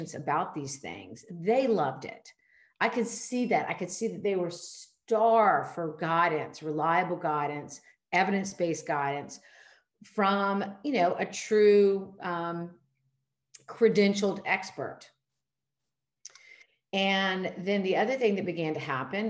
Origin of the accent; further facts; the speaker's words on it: Charleston, South Carolina, United States; private family medicine practice here in my hometown of Charleston, South Carolina